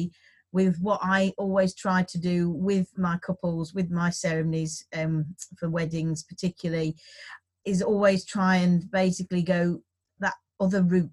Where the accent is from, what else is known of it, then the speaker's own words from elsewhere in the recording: West Midlands, United Kingdom; now in York, United Kingdom; I am also from the West Midlands.